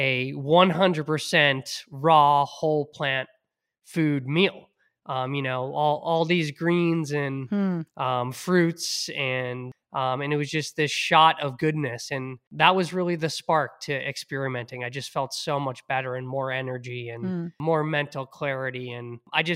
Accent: Hingham, Massachusetts, United States; growing up in Hingham, bringing my inhaler to football practice

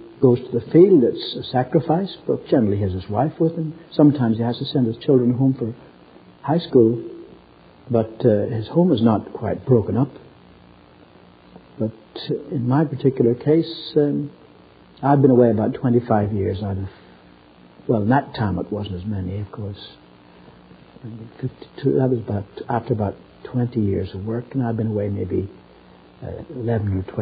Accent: Ireland; moved away; I'm from Ireland, and in Ireland we've had great revivals

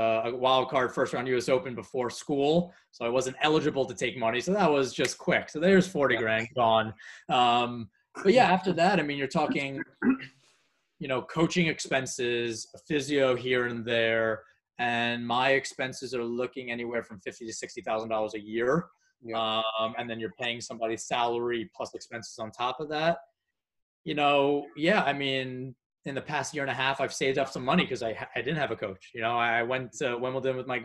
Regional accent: United States; being an American

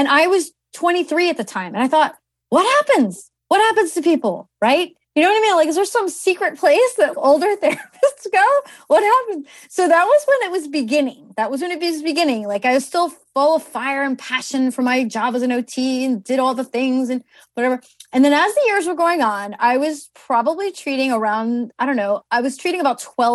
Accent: New Jersey, United States; I'm from New Jersey, and at my school, I went to Kane University.

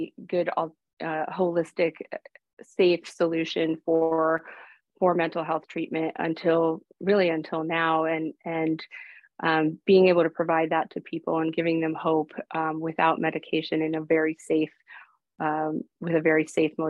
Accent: Stamford, Connecticut, United States; first language Greek; English is a second language; moved away; I'm originally from Stamford, Connecticut, the suburb of New York City

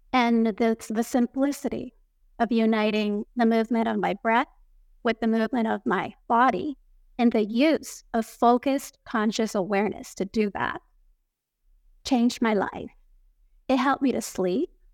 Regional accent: Tokyo, Japan; I grew up here in Tokyo, Japan, going to international schools

